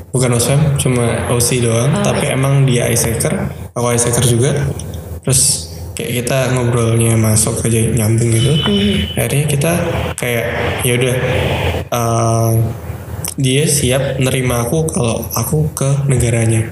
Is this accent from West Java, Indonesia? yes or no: no; Surabaya, East Java, Indonesia; aku orang Surabaya